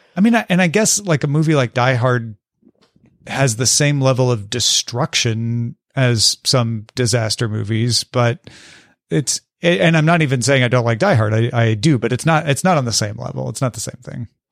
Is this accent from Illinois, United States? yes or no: yes; Illinois, United States; moved away as an adult; now in Los Angeles, United States; I grew up in Illinois, went to school at the University of Illinois in Champaign.